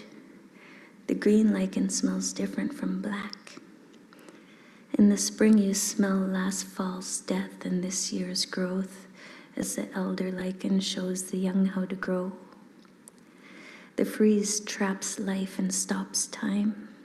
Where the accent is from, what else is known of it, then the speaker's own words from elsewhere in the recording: Nunavut, Canada; grew up in Nunavut, which is this vast land of 90 million square kilometers with less than 50,000 people scattered across it